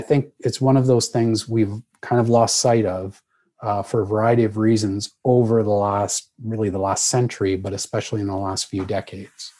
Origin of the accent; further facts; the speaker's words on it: Canada; I'm a Canadian